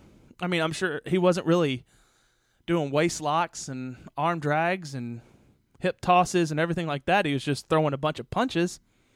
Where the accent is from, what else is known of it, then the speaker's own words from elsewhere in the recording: New York City, New York, United States; I'm the son of a gypsy. I'm from New York City, but my grandmother is right here in Memphis, Tennessee, baby.